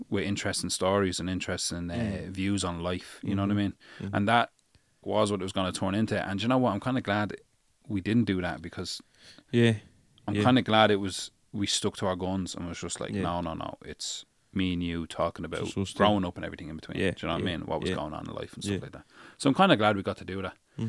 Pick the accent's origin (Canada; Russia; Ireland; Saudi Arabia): Ireland; Dublin, Leinster; I grew up on Sheriff Street.